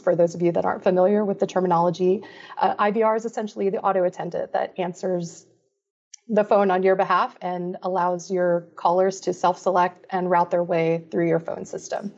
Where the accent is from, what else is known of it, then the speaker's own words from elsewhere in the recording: Florida, United States; also born or lived in Belgium; I grew up in Florida